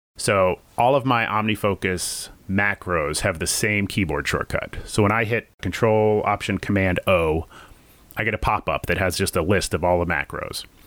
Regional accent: Virginia, United States; moved away as an adult; also born or lived in New York; now in Burbank, United States; I grew up in Virginia

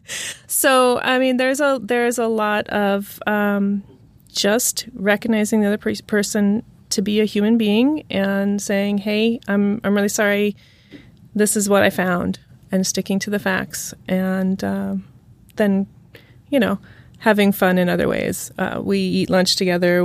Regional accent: Santa Rosa, California, United States; I grew up in Santa Rosa, California

